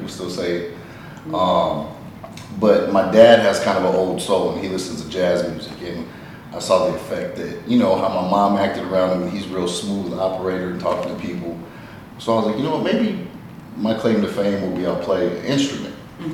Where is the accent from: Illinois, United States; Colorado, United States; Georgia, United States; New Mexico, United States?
Colorado, United States; Colorado Springs; Originally from Colorado Springs.